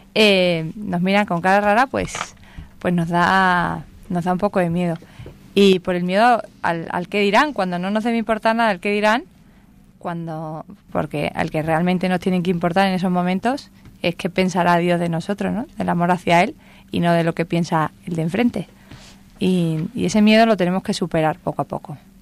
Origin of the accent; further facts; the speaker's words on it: Andalusia, Spain; soy andaluza